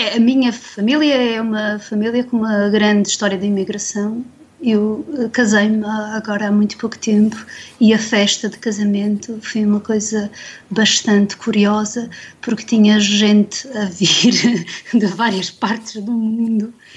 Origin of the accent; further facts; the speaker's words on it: Madeira, Portugal; cresci na Madeira